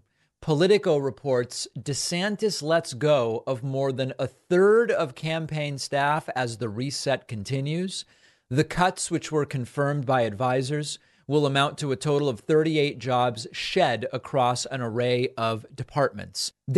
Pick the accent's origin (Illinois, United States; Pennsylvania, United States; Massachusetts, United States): Massachusetts, United States; I remember growing up in Massachusetts when this happened to Reggie Lewis